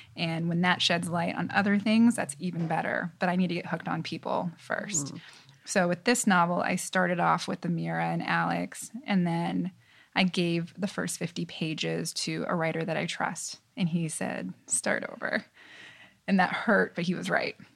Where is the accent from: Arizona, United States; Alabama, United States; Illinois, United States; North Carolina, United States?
Arizona, United States; Tucson; moved away as an adult; also born or lived in Los Angeles, California / New York City; I moved to Arizona, Tucson, Arizona, when I was seven, and that's definitely where I consider home